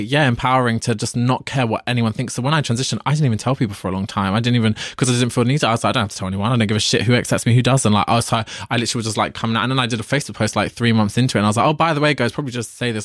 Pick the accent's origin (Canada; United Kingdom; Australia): United Kingdom; London; I'm from London